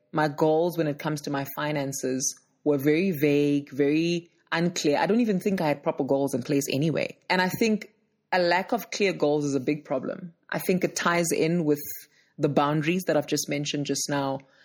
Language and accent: English; Johannesburg, Gauteng, South Africa; I'm from Johannesburg, South Africa